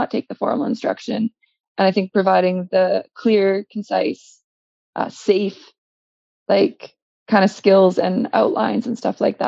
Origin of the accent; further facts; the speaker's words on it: central northern British Columbia, Canada; here in my hometown